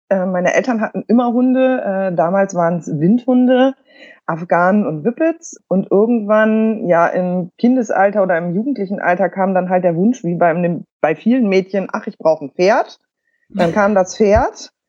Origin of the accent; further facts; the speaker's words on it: Bremen, Germany; äh, komme aus Bremen.